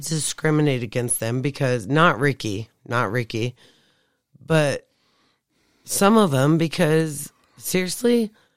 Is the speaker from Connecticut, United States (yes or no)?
no; Flagstaff, Arizona, United States; I was born and raised there.